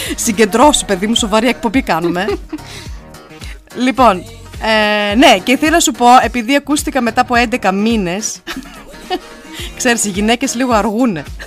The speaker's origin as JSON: {"language": "Greek", "area": "Evros", "region": "Eastern Macedonia and Thrace", "country": "Greece", "moved": "yes", "lives_now": "Nuremberg, Germany", "said": "Εγώ από τον Εύρο. Εμεί είμαστε από τον Εύρο"}